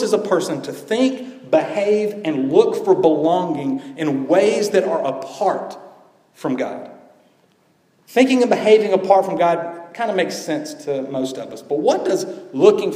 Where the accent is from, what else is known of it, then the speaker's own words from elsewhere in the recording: Georgia, United States; growing up in Georgia as a young boy who loved basketball